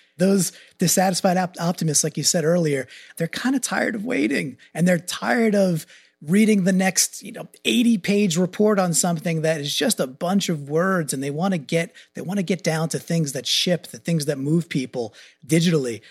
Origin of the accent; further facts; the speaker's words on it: Long Island, New York, United States; moved away as an adult; now in Connecticut, United States; So I'm a New Yorker by birth, grew up in Long Island, went to Yukon, stayed in Connecticut